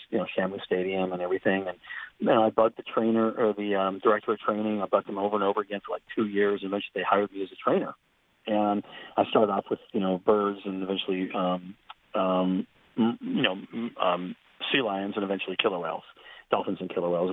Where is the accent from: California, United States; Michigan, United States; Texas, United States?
California, United States; Southern; I grew up in Southern California